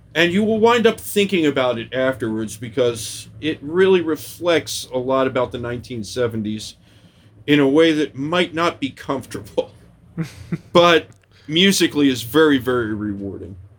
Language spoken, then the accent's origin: English; Philadelphia, Pennsylvania, United States; as a Philadelphian